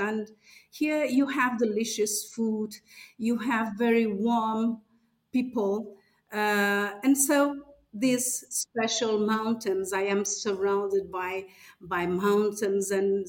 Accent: Arouca, Norte, Portugal; So I was born here in Arouca, and I live here and I work here. And so I manage this lovely land. It's a very quiet one surrounded by mountains

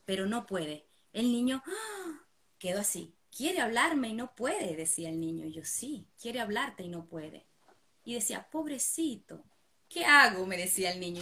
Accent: Venezuela; now in Buenos Aires, Argentina; Vivimos en Buenos Aires, Argentina. Y bueno, eh, somos, somos inmigrantes, somos de Venezuela.

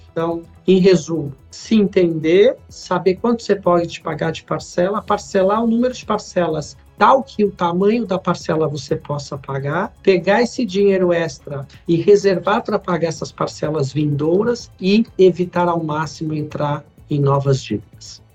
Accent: Brazil; a gente como brasileiros

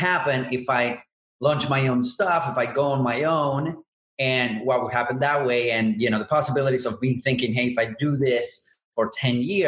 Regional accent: Buenos Aires, Argentina; I'm originally from Buenos Aires and I'm in South America.

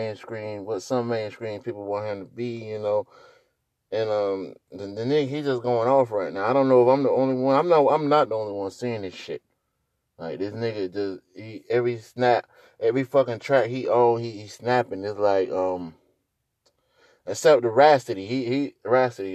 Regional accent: North Carolina, United States; I'm from North Carolina

